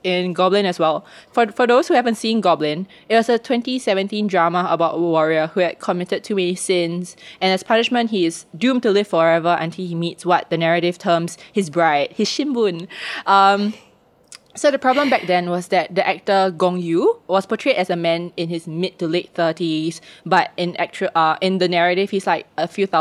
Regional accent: Singapore; I was like, oh, Singapore

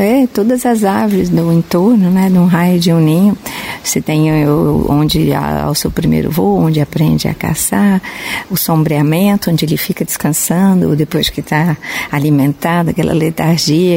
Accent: São José do Rio Preto, São Paulo, Brazil; moved away as an adult; also born or lived in Amazonia; na minha cidade natal, Rio Preto

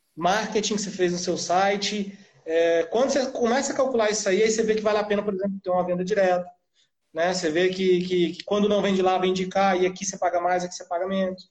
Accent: Florianópolis, Santa Catarina, Brazil; A gente é de Florianópolis

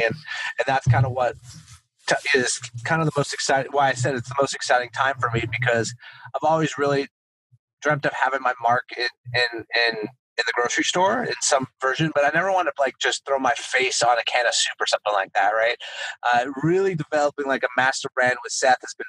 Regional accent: Montreal, Quebec, Canada; now in United States; I'm from Montreal. Town of Mont Royal, still got my Canadian citizenship

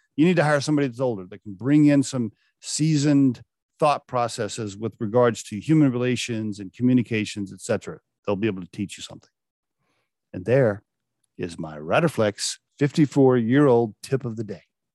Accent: Oklahoma, United States; I grew up in Oklahoma

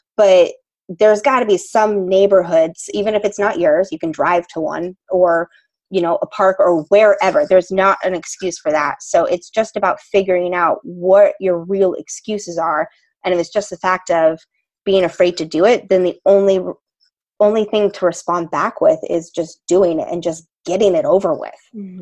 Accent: Boulder, Colorado, United States; we're from Boulder, Colorado

